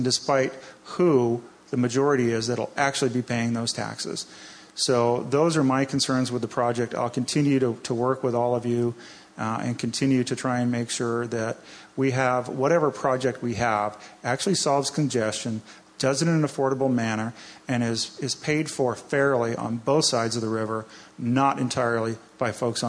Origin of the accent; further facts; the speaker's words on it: East Coast, United States; now in Washington, United States; I grew up on the East Coast. I grew up with tolls